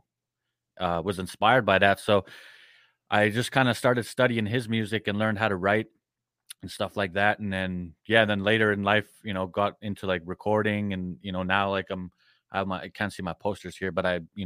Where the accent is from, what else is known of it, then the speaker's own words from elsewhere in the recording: Prince Albert, Saskatchewan, Canada; I grew up in a very small town called Prince Albert. It's in Saskatchewan, Canada